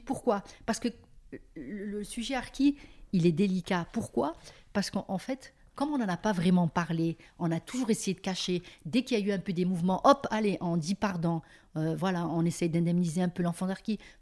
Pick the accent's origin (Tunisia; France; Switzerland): France; Mouans-Sartoux, Provence-Alpes-Côte d'Azur; quand on était au camp